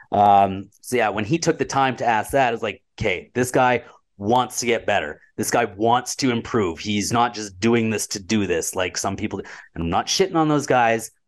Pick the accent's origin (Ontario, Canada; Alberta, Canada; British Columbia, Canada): Alberta, Canada; Red Deer; I'm from Red Deer and I live in Red Deer